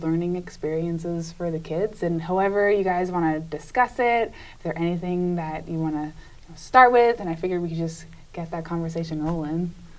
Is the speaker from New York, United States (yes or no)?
no; Massachusetts, United States; So we're all from Massachusetts in the United States.